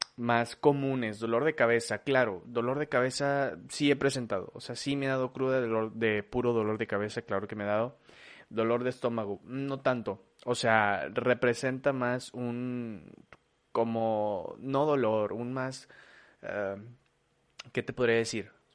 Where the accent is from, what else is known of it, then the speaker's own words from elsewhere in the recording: Mexico; en mi país, es mío